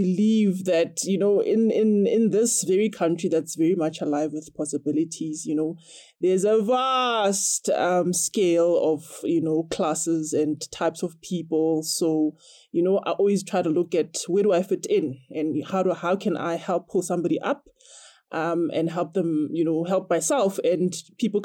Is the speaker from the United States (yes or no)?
no; South Africa